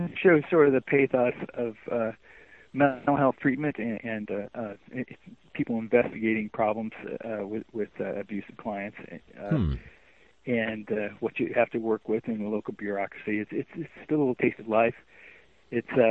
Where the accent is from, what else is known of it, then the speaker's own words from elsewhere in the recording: Ohio, United States; moved away as an adult; also born or lived in Iowa; now in Michigan, United States; I was born in Iowa. I grew up in Ohio, and I moved to Michigan after college